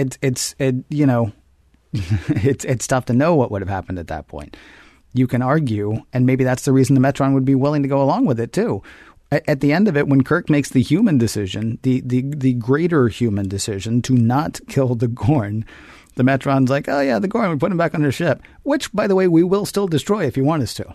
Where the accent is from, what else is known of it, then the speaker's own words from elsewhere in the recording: the South, United States; growing up in the South as a kid